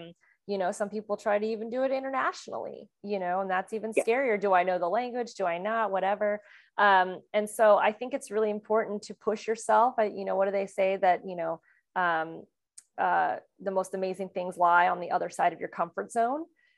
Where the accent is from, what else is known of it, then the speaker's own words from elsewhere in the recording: Kansas City, Missouri, United States; also born or lived in France / California / Las Vegas; had already moved internationally when I was 2 years old from France to the United States. And then I grew up in Kansas City and moved to California and then moved to Las Vegas.